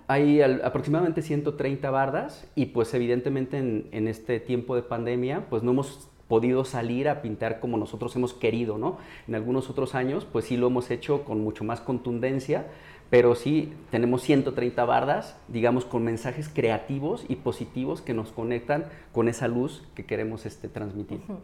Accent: Mexico; como mexicanos

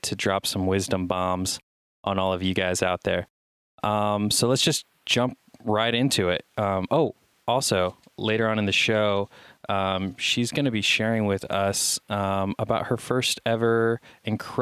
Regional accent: United States; I'm American

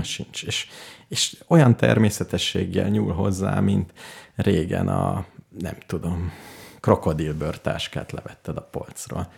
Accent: Hungary; magyar vagyok

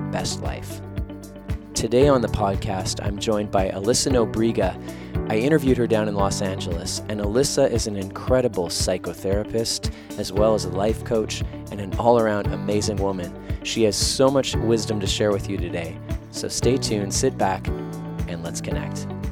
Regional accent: Winnipeg, Manitoba, Canada; my hometown of Winnipeg, where I live right now

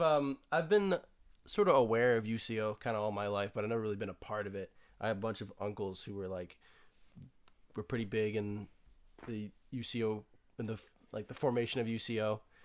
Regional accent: Cleveland, Ohio, United States; But I grew up in Cleveland, Ohio, good Christian family.

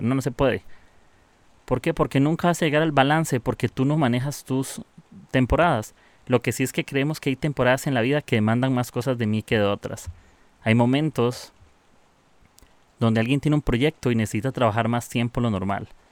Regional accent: Costa Rica; soy de Costa Rica.

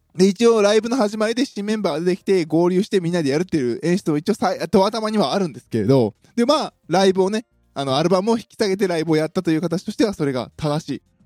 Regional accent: Osaka, Japan; 私の地元、大阪

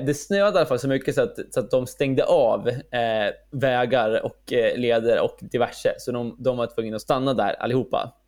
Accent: Sweden; Som svensk

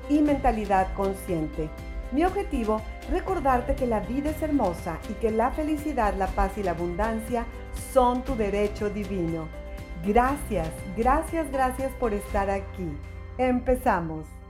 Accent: Mexico; soy mexicana

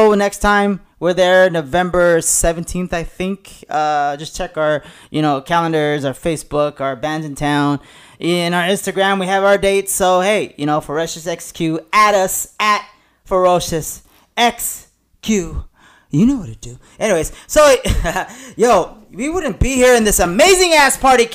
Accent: La Puente, California, United States; I actually grew up in the next city over is La Puente

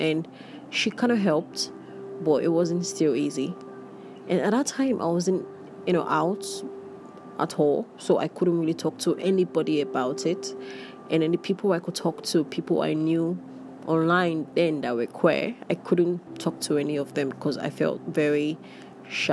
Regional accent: Nigeria; being queer and being Nigerian

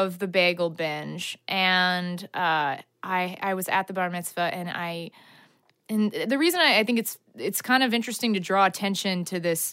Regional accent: Dallas, Texas, United States; now in Los Angeles, United States; Grew up in Dallas

